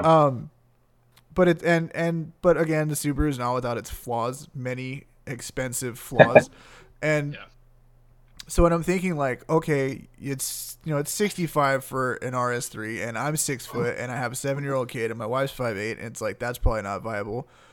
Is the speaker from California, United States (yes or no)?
yes; San Gabriel Valley, California, United States; I grew up in the San Gabriel Valley